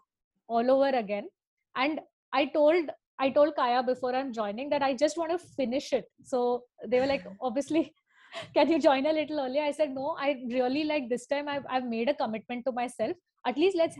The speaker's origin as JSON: {"language": "English", "town": "Thane", "region": "Maharashtra", "country": "India", "tie": "born or raised there", "said": "growing up in Thane"}